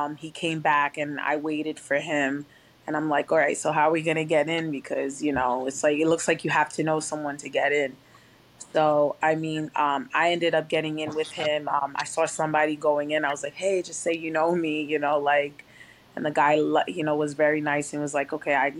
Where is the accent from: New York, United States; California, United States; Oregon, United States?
New York, United States; Rockland County; I'm from Rockland County, which is about 45 minutes away from New York City